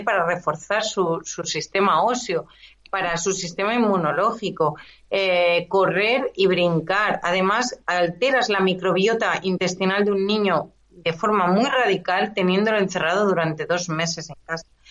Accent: Esplugues de Llobregat, Catalonia, Spain; la gran mayoría de mi vida la he pasado en Esplugas y yo nací en Esplugas

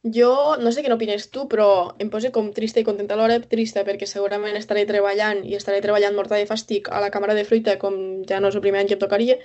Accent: Lleida, Catalonia, Spain; nosaltres dos, que som de Lleida

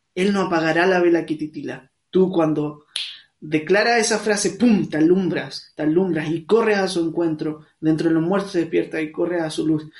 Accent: Santiago, Santiago Metropolitan Region, Chile; soy de acá de Santiago de Chile

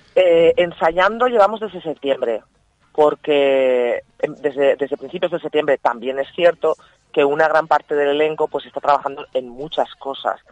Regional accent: Manises, Valencian Community, Spain

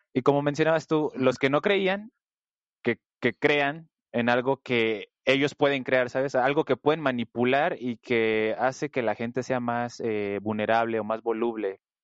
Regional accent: Mexico; soy mexicano

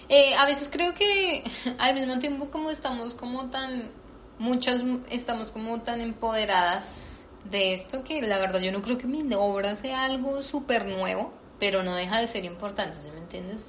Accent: Colombia; moved away; yo soy latina, que soy colombiana

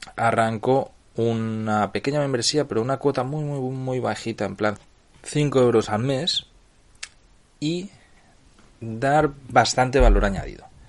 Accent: Barcelona, Catalonia, Spain; moved away as an adult; now in Nicaragua; yo soy nacido en Barcelona y tengo pasaporte español

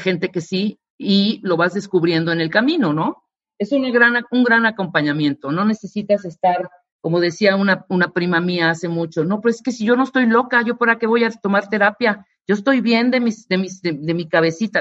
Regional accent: Mexico; como mexicana que soy

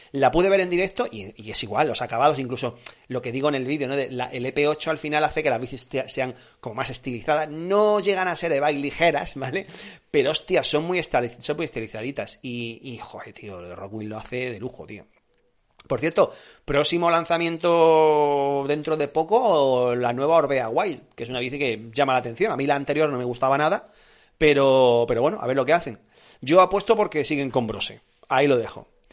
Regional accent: Andalusia, Spain; also born or lived in Granada; now in Madrid, Spain; soy andaluz

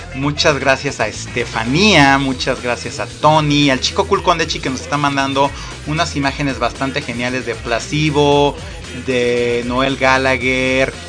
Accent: Mexico; Esto no me define como mexicano

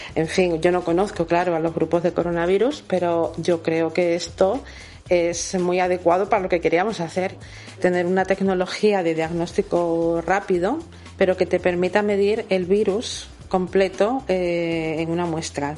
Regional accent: Cádiz, Andalusia, Spain; Somos todos muy gaditanos

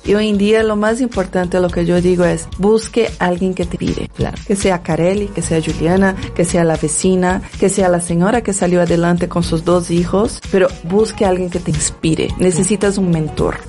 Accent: Brazil; Spanish is a second language; moved away as an adult; now in Mexico; soy una mujer que viene desde la favela de Brasil, que tuve mis orígenes muy humildes.

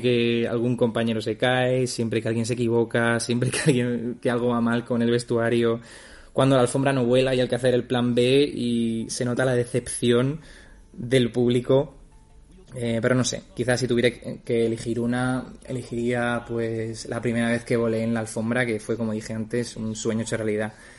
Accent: Ceuta, Spain; moved away as an adult; also born or lived in Germany; now in Stuttgart, Germany; soy de Ceuta y los últimos cuatro años he estado trabajando en Alemania

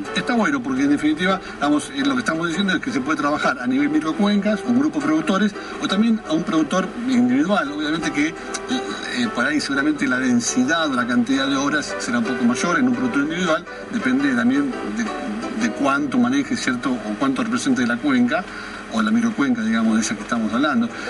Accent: Argentina; somos así los argentinos

